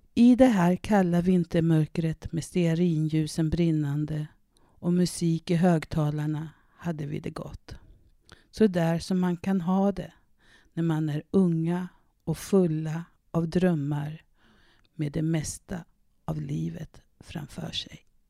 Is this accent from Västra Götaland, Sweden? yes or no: no; Södermanland, Sweden; also born or lived in Canada / Härnösand; ett internatboende på Kesäters folkhögskola i Södermanland där jag växte upp